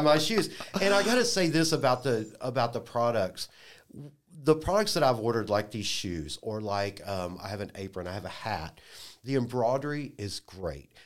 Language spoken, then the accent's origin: English; Dallas, Texas, United States; now in Lafayette, United States; I'm, I'm from Dallas